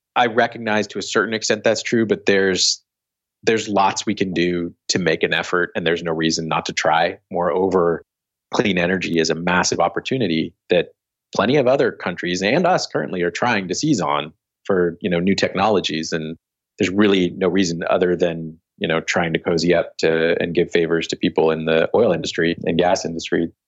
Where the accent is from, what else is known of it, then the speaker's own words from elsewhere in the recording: Philadelphia, Pennsylvania, United States; I was born in Philly